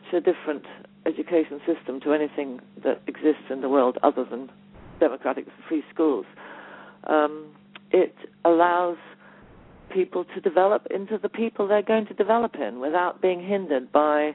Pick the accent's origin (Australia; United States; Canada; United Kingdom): United Kingdom; Leiston, East of England; I was born in Summerhill, so I spent a lot of time there.